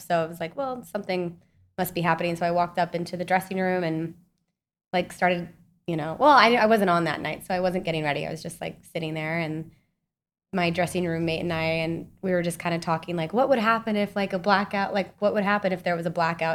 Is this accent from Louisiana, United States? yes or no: no; Salt Lake City, Utah, United States; moved away as an adult; also born or lived in Kansas; now in New York, United States; I'm from Utah, so I, like, grew up in the mountains